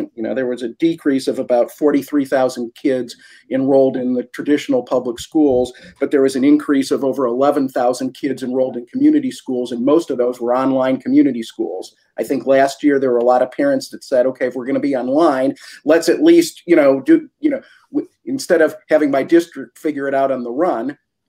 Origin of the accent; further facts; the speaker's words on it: Cleveland, Ohio, United States; I grew up in Cleveland